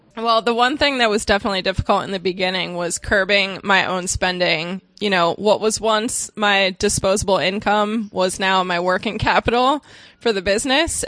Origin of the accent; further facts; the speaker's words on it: Cape May, New Jersey, United States; moved away; I moved back to my hometown of Cape May, New Jersey